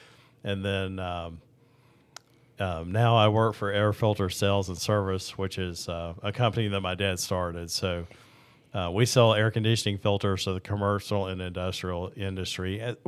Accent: Louisville, Kentucky, United States; I was actually born in Louisville, Kentucky

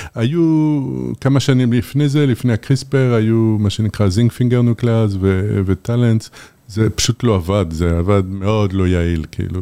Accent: Paris, Île-de-France, France; now in Israel; אני גדלתי בפריס

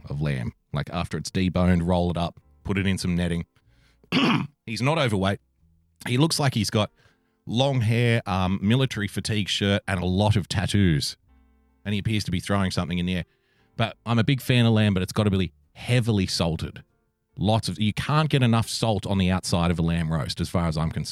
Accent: Australia; I'm an Australian.

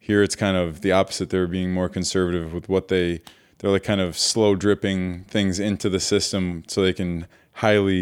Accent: New York, United States; moved away as an adult; also born or lived in California; coming back here to my hometown and state

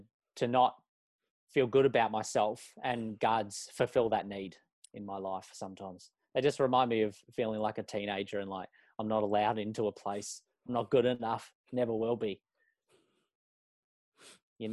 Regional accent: Melbourne, Victoria, Australia; moved away as an adult; also born or lived in Mitcham, Victoria / Heathmont, Victoria; now in Auckland, New Zealand; I'm from Melbourne. I was born in Mitcham and grew up in Heathmont for the first, was 6 or 7 years of my life, and then lived in Warrenwood for the rest of it.

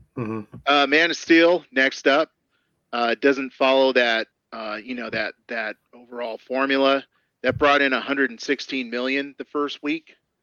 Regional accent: United States; we're American.

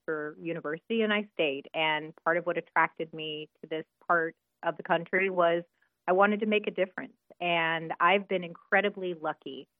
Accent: Willamette Valley, Oregon, United States; moved away as an adult; now in Washington, D.C., United States; I'm originally from the Willamette Valley in Oregon

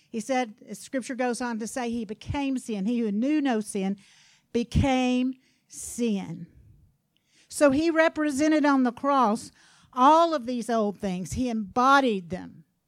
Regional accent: Louisiana, United States; I'm from Louisiana now.

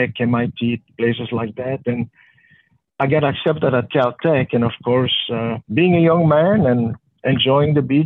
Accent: Belgium; moved away; when I was a teenager growing up in Belgium.

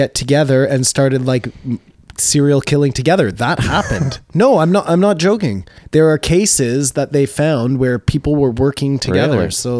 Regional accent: Canada

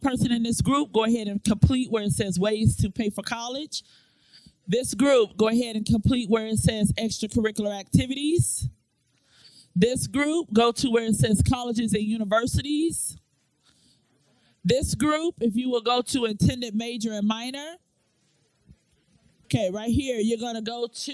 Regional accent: Florida, United States; moved away as an adult; also born or lived in Hampton, Virginia; now in Newport News, Virginia, United States; I am originally from Florida. I've been in Hampton, Virginia, Newport News, Virginia for the last 14 years.

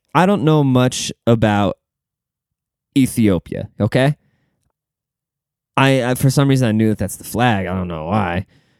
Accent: Germany; moved away; See, me, like, I came from Germany, you know? Like, I came from a place that's never done anything wrong, you know?

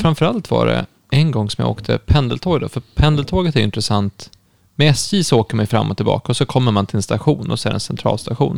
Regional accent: Stockholm, Stockholm County, Sweden; also born or lived in Uppsala; jag är ju från Stockholm, har varit mycket i Stockholm

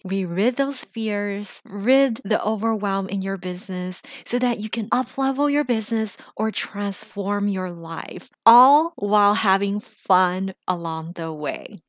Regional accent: United States; English is a second language; now in Los Angeles, United States; I grew up in America, because I'm still the daughter of an immigrant, because English is still my second language

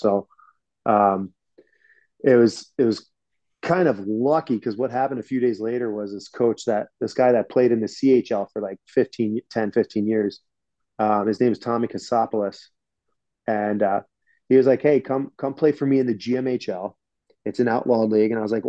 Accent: Philadelphia, Pennsylvania, United States; moved away as an adult; also born or lived in Atlanta / New York City; I'm from Philly. It's only an hour and a half away.

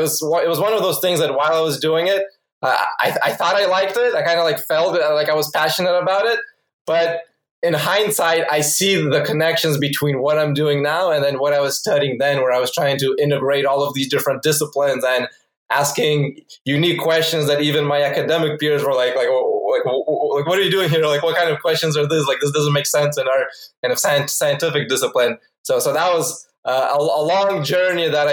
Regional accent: Phoenix, Arizona, United States; also born or lived in Ukraine; I originally am from Ukraine, but I moved to US when I was 8 years old, and growing up mostly in Phoenix

